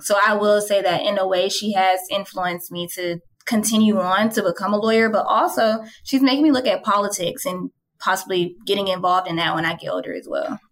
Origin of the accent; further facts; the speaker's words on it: Atlanta, Georgia, United States; I was born and raised in Atlanta.